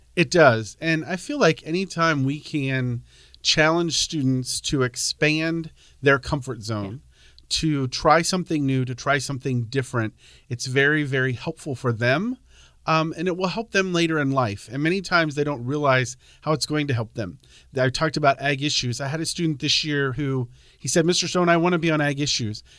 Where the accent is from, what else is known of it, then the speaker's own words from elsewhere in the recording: Pennsylvania, United States; moved away as an adult; now in Centralia, United States; I grew up on a dairy farm in Pennsylvania